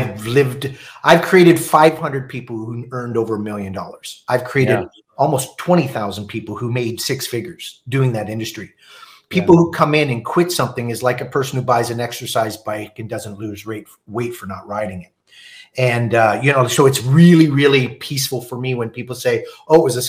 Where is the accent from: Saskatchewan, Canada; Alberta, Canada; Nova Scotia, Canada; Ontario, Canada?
Ontario, Canada; Toronto; I grew up in Toronto, East York area